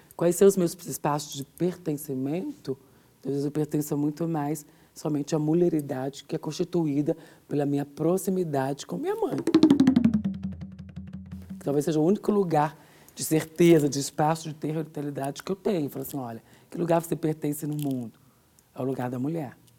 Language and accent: Portuguese; São Bernardo do Campo, São Paulo, Brazil; born or raised there; also born or lived in Minas Gerais